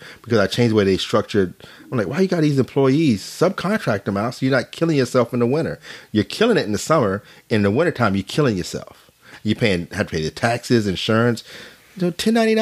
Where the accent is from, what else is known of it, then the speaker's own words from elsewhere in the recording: Arkansas, United States; moved away; also born or lived in North Carolina; I was from Arkansas